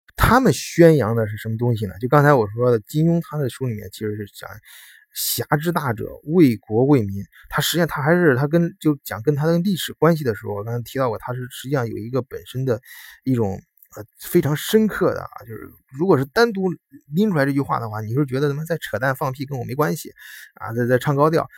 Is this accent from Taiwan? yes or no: no; China; moved away as an adult; also born or lived in Germany; 作为一个中国人呢，就土生土长，土生土长的中国人